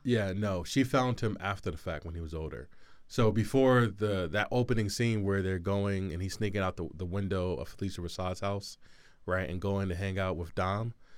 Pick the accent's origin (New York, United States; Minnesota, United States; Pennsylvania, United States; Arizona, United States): Pennsylvania, United States; Philadelphia; growing up in Philly